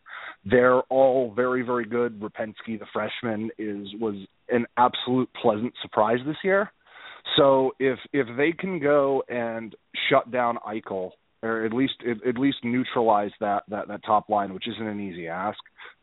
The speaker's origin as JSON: {"language": "English", "region": "Connecticut", "country": "United States", "moved": "yes", "lives_now": "Dorchester, United States", "said": "I'm from Connecticut."}